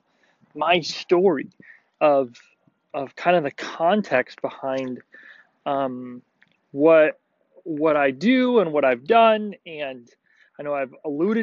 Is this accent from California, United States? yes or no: yes; Tehachapi, California, United States; now in Arizona, United States; I grew up in California in a small town called Tehachapi